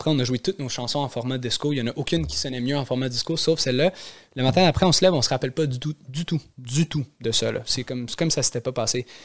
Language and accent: French; Montreal, Quebec, Canada; j'ai grandi à la Chine.